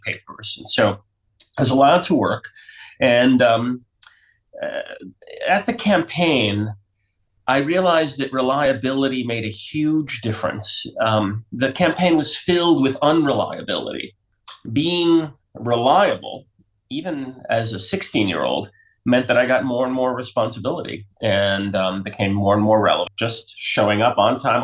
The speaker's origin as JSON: {"language": "English", "town": "New York City", "region": "New York", "country": "United States", "tie": "born or raised there", "also_born_or_lived": "southern Vermont", "moved": "yes", "lives_now": "Vermont, United States", "said": "I grew up in New York City, and now in the 60s and 70s, when it was kind of a crazy place. And now I live in southern Vermont"}